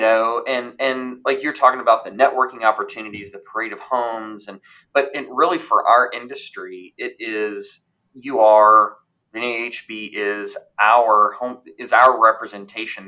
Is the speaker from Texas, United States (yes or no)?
no; Louisville, Kentucky, United States; moved away; also born or lived in Indianapolis, Indiana / Huntsville, Alabama / Raleigh, North Carolina; where I grew up in Louisville, Kentucky